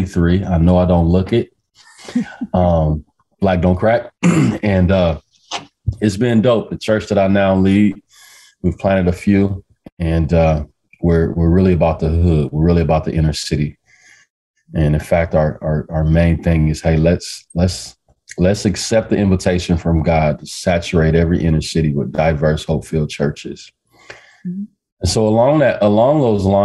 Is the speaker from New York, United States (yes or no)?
no; Omaha, Nebraska, United States; I'm from Omaha, Nebraska. Born and raised